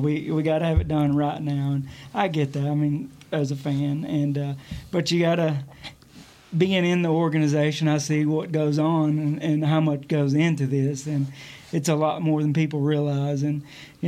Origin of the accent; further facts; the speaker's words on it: Gilmer, Texas, United States; I'm from Gilmer, Texas, born and raised